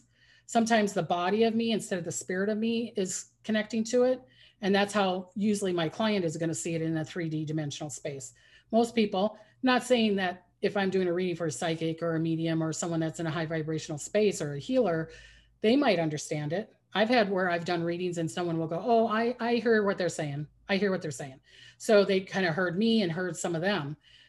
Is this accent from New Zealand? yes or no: yes; New Zealand; born there; My mom is from Holland. I was born in New Zealand, but I have an aunt in New Zealand.